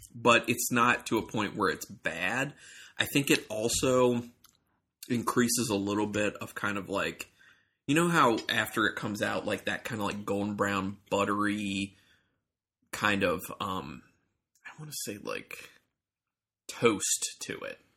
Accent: Ohio, United States; now in Maryland, United States; I'm from Ohio

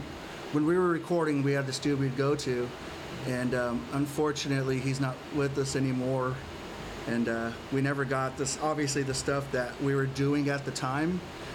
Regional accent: Porterville, California, United States; born or raised there

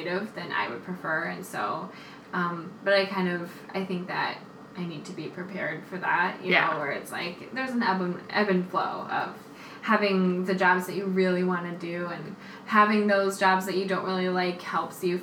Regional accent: Minneapolis, Minnesota, United States; now in New York, United States; I've been in Minneapolis, my hometown

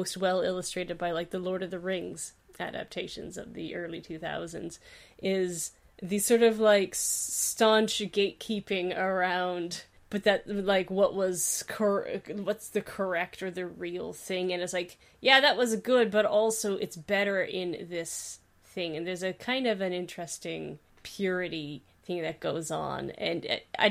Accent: Canada; we're Canadian

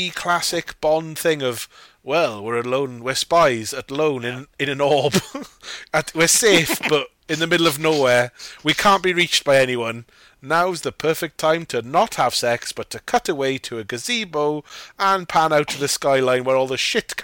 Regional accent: United Kingdom; As a British person

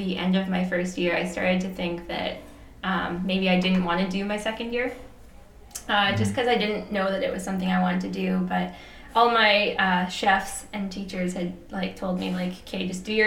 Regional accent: Lower Mainland, British Columbia, Canada; moved away as an adult; also born or lived in Calgary, Alberta; now in Australia; I grew up and used to live in British Columbia in the Lower Mainland

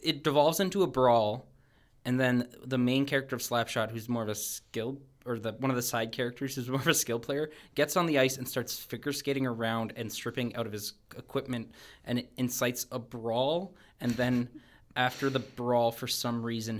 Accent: Canada; as a Canadian sports hockey fan

